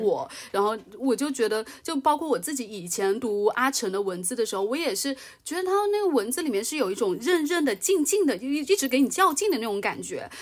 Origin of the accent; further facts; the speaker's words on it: China; 作为一个中国人而言的话